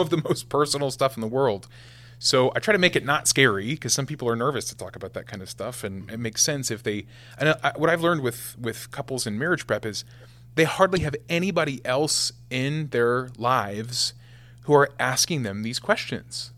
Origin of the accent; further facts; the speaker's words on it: West Point, Nebraska, United States; West Point, Nebraska is where I'm from. So, yeah, I had the same thirty-two kids in my class from kindergarten to twelfth grade.